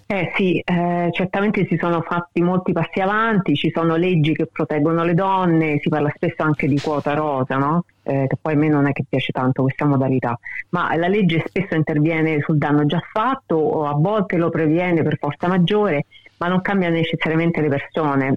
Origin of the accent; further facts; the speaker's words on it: Rome, Lazio, Italy; moved away as an adult; now in Australia; soprattutto Roma, da dove vengo io